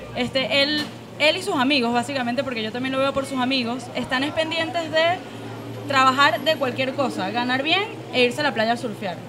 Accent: Venezuela; nuestra generación en Venezuela

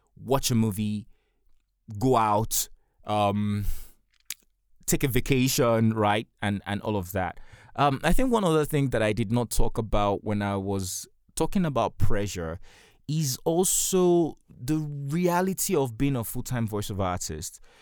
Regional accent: Nigeria; I'm a Nigerian and I live in Nigeria.

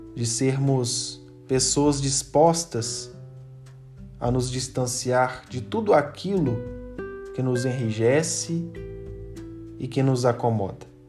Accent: Itaguara, Minas Gerais, Brazil; sou da cidade de Itaguara, paróquia Nossa Senhora das Dores

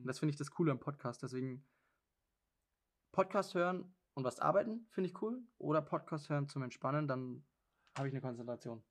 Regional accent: Germany; moved away; ich bin ja aus Deutschland und in Deutschland kann ich ziemlich viele Dialekte

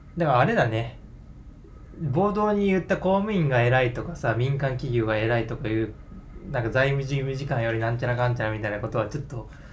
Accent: Yamaguchi, Japan; 俺は山口県出身ってなんかバレちゃいそう

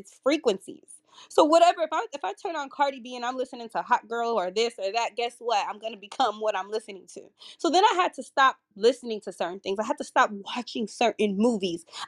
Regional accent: California, United States; moved away as an adult; now in Baltimore, United States; I'm originally from California, but I moved to Baltimore, Maryland, where I only know a handful of people

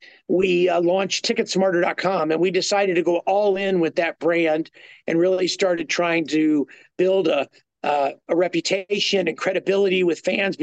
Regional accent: Kansas City, Missouri, United States; also born or lived in Texas; I'm from Kansas City.

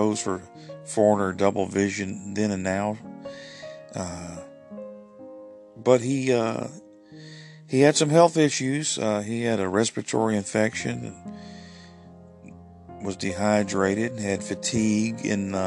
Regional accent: Alabama, United States; I'm from Alabama

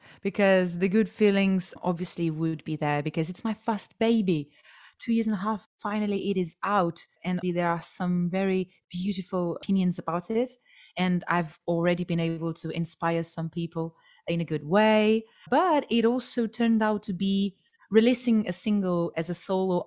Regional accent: Portugal; moved away; as I was growing up in Portugal

